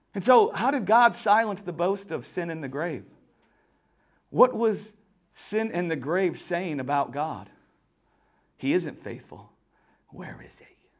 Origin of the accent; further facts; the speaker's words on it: Louisiana, United States; I'm from Louisiana, deep down south